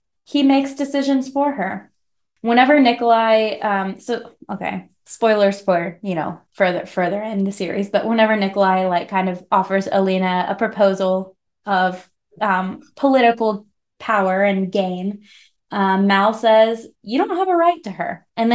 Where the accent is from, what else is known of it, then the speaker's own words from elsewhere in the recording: Missouri, United States; accent: hick; My hick accent